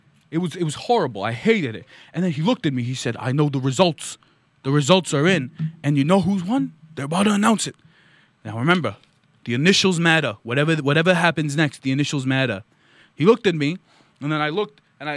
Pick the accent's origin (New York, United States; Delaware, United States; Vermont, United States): Vermont, United States; I'm from Vermont. Let's tell my story.